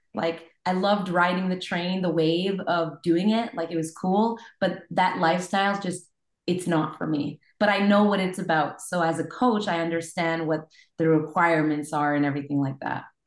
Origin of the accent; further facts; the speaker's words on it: Montreal, Quebec, Canada; I'm from Montreal, Quebec